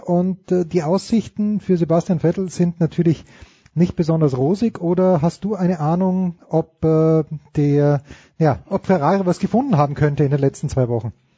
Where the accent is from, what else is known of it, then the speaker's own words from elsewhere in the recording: Austria; ich bin Österreicher